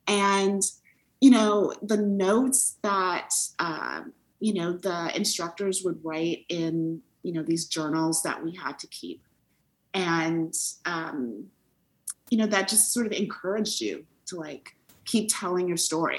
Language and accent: English; Detroit, Michigan, United States; moved away as an adult; I grew up in Detroit